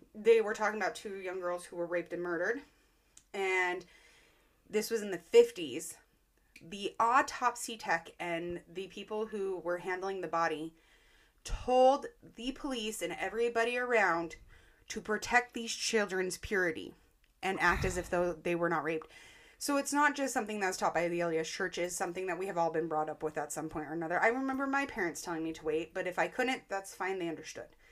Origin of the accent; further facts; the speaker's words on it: Roy, Utah, United States; my hometown of Roy